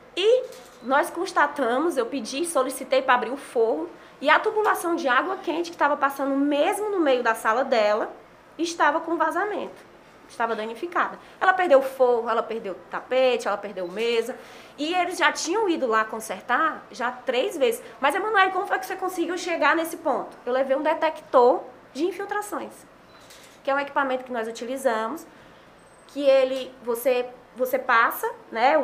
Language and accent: Portuguese; Fortaleza, Ceará, Brazil; also born or lived in Sobral; eu sou de Fortaleza